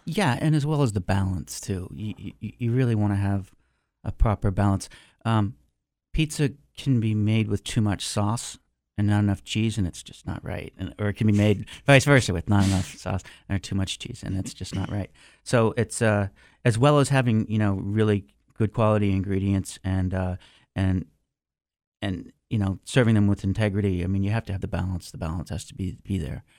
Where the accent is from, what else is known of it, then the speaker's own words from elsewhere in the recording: Concord, Massachusetts, United States; moved away; in high school, I worked for eighty-nine point three F M Concord, um, Massachusetts. I was their D J on there. High School Radio Station